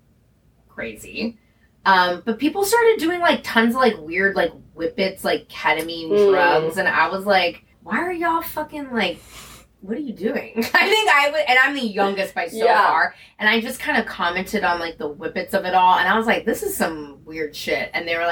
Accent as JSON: {"language": "English", "town": "San Francisco", "region": "California", "country": "United States", "said": "I'm from San Francisco"}